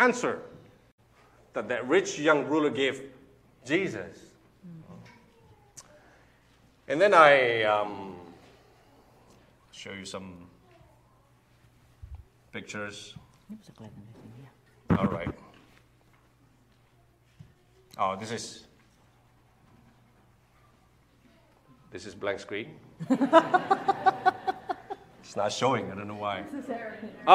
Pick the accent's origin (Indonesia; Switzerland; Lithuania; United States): Indonesia; We're Indonesian, by the way. We're not American